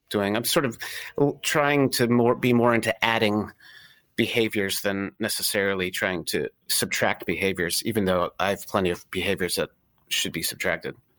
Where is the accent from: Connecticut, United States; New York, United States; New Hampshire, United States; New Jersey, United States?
Connecticut, United States; also born or lived in San Francisco; now in Philadelphia, United States; where I grew up in Connecticut